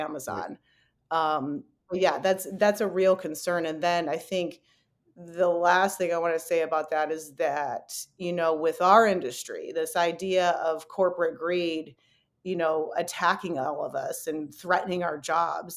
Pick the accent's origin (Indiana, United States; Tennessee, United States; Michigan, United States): Michigan, United States; Detroit; moved away; I was born and raised in Detroit